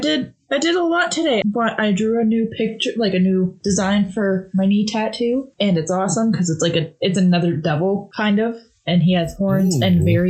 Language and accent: English; Brampton, Ontario, Canada; I grew up in Brampton.